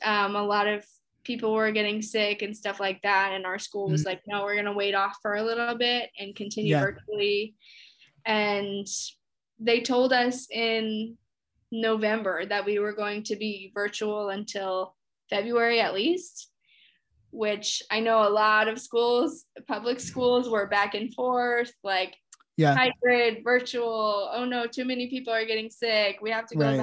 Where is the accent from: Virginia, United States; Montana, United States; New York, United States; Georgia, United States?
Virginia, United States; Henrico; moved away as an adult; also born or lived in Plainfield, Indiana; now in Chicago, United States; especially where I grew up in Henrico